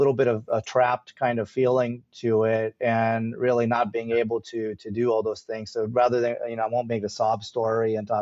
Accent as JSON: {"language": "English", "town": "Chicago", "region": "Illinois", "country": "United States", "tie": "born or raised there", "said": "Indian, I was born in Chicago."}